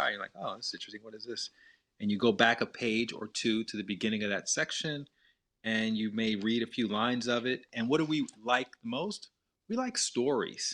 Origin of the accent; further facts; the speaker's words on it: Montgomery, Alabama, United States; moved away; I had, you know, a very good childhood growing up in Montgomery.